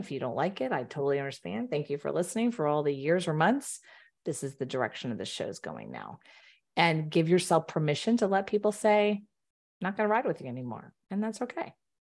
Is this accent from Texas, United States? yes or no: yes; Houston, Texas, United States; I grew up in the Baptist Southern Houston area.